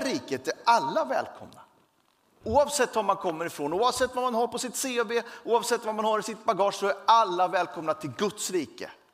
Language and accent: Swedish; Sweden; Jag tillhör Sverige, jag är glad för det